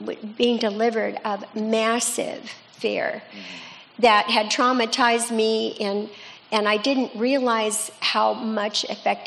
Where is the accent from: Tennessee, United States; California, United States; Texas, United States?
California, United States; Escondido; also born or lived in La Mesa, California; I grew up in Escondido, by the way, but I was born in La Mesa, not far from here